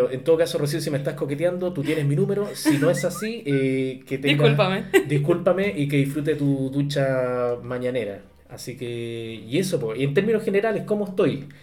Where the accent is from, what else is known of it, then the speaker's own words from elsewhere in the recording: Arica, Arica y Parinacota, Chile; yo ni siquiera estuve en la escuela, tú sabes, fui criado directamente en, en Arica, entonces en Arica no había colegio en ese tiempo.